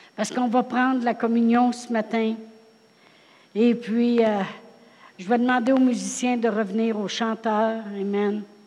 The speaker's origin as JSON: {"language": "French", "town": "Drummondville", "region": "Quebec", "country": "Canada", "moved": "yes", "said": "Je viens de Drummondville"}